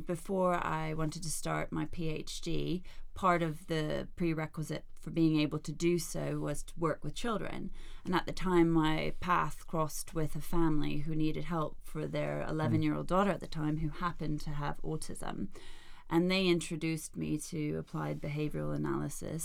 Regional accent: United States; moved away; also born or lived in Denmark; I'm Danish, although I grew up in the States.

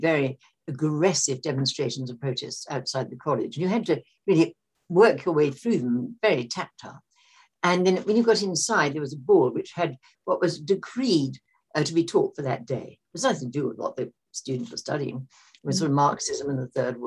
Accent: London, United Kingdom; I was born and brought up in London

